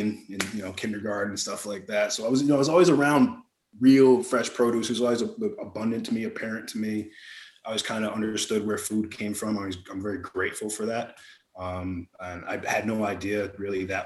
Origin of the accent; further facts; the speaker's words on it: Albany, New York, United States; also born or lived in Memphis, Tennessee; I grew up upstate New York.